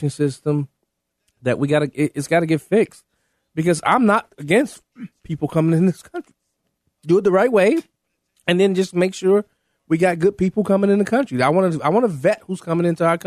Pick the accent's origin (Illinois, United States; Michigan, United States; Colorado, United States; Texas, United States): Illinois, United States; Chicago; I am Chicago born and raised